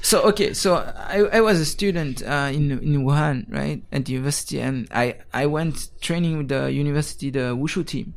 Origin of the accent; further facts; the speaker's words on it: Geneva, Switzerland; moved away as an adult; now in Taiwan; I was born in Geneva, Switzerland